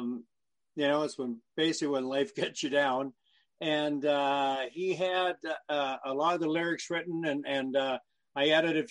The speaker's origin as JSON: {"language": "English", "town": "London", "region": "Ontario", "country": "Canada", "tie": "born or raised there", "said": "my hometown of London, Ontario"}